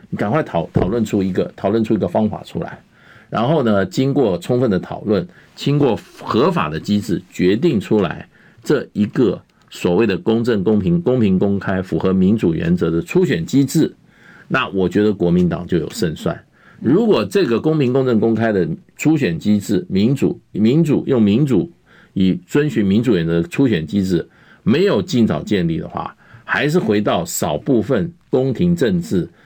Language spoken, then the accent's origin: Chinese; Taiwan; 那是不是要把我们台湾人，所有台湾的未来